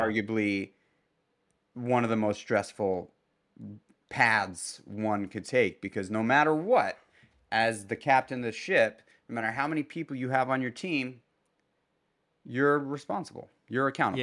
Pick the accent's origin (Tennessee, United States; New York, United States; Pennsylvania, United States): New York, United States; New York City; moved away as an adult; also born or lived in Brooklyn; now in Hudson Valley, New York, United States; I grew up in Manhattan and spent the better part of my adult life in Brooklyn